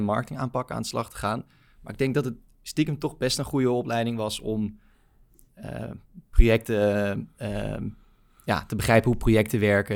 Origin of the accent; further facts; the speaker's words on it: Baarn, Utrecht, Netherlands; moved away as an adult; now in Amsterdam, Netherlands; Ik ben opgegroeid in Baarn, klein dorpje, provincie Utrecht